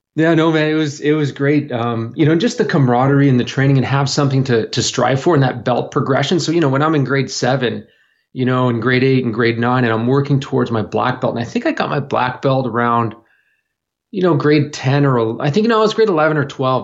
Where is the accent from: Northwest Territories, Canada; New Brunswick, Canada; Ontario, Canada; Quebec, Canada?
New Brunswick, Canada; also born or lived in Toronto; now in Vancouver, Canada; I was born in Toronto, but I was raised on the east coast of Canada, so a place called, uh, in New Brunswick, which is just a little north of Maine.